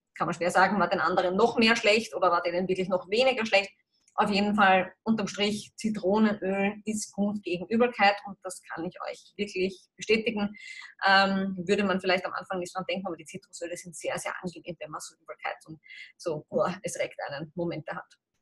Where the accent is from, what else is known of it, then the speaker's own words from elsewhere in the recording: Austria; bei uns in Österreich, Europa